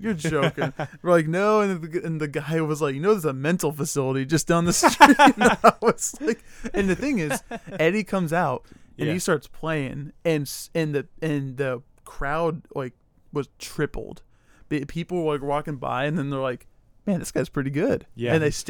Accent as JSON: {"language": "English", "region": "Ohio", "country": "United States", "said": "I'm from Ohio."}